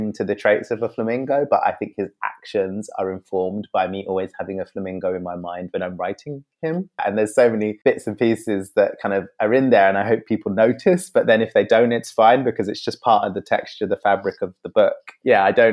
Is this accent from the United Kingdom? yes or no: yes; London, United Kingdom; I'm also mixed race. Yeah, also grew up in London